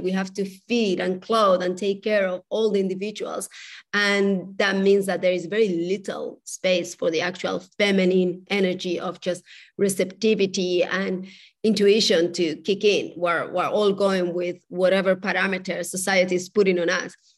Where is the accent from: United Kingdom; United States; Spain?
Spain; moved away; I was raised in Spain.